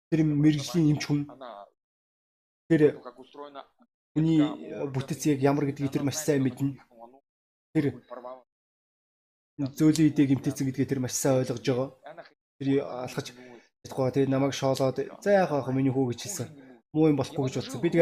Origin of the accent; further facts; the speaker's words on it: Russia; born there; Өнөөдөр би Орос гэдэг оронд төрсөн.